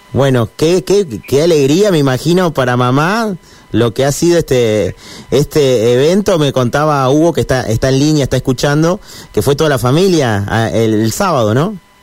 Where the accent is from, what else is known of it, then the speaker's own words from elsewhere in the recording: Santa Fe, Argentina; yo soy de Santa Fe